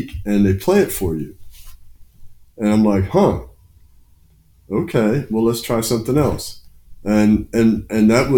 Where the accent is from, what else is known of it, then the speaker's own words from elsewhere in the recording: Annapolis, Maryland, United States; also born or lived in Chicago, Illinois; now in New Orleans, United States; I grew up in Annapolis, Maryland